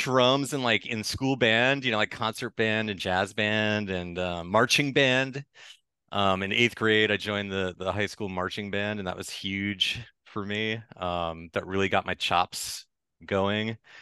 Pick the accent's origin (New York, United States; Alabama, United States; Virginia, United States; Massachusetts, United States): Massachusetts, United States; Lynnfield; I grew up just north of Boston